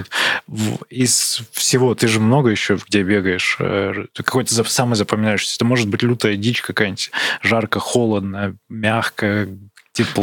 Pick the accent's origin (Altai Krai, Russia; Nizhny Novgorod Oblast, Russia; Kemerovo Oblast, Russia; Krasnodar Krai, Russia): Altai Krai, Russia; Barnaul; Я из Барнаула